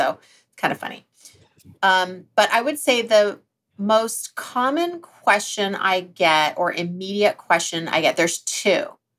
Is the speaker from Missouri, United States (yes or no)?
no; Alaska, United States; now in California, United States; growing up in Alaska.